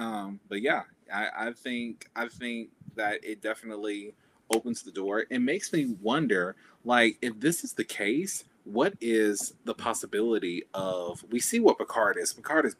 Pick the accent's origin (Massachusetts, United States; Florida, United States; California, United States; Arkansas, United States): Arkansas, United States; Little Rock; I'm 27 from Little Rock, Arkansas